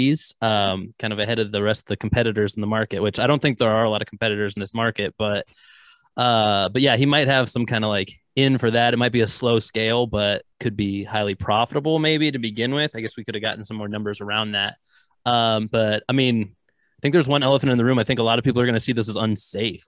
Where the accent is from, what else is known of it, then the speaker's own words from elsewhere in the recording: North Idaho, United States; moved away; I'm not quite from Canada, but North Idaho originally